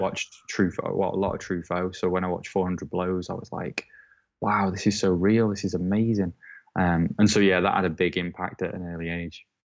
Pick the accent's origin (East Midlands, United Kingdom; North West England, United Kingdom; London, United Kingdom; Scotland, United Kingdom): North West England, United Kingdom; Southport; moved away as an adult; also born or lived in Preston; now in Manchester, United Kingdom; my hometown is Southport, which is about forty-five minutes away from Liverpool